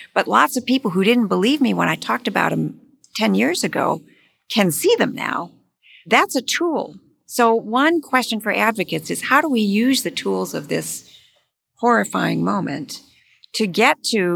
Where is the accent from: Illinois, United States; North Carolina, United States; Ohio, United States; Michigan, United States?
Michigan, United States; moved away; I'm from Michigan, I'm from the Midwest